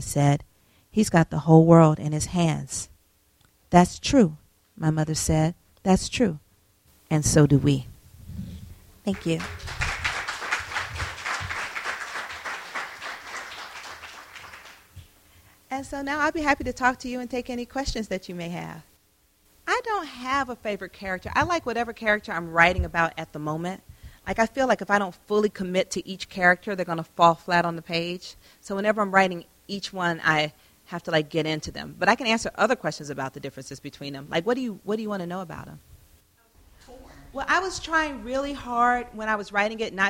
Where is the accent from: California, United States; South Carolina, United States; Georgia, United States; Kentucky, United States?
Georgia, United States; Atlanta; moved away; Atlanta is my hometown